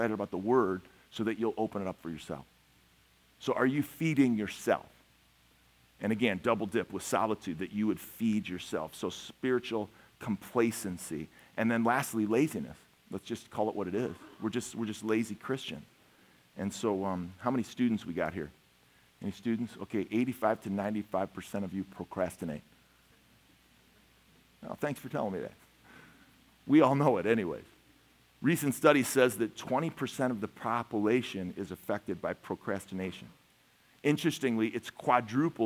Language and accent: English; Chicago, Illinois, United States; now in Minnesota, United States; I'm from Chicago